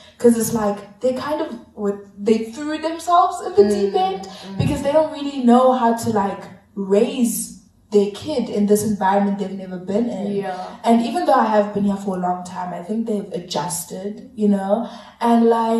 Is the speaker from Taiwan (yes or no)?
no; South Africa; I grew up in South Africa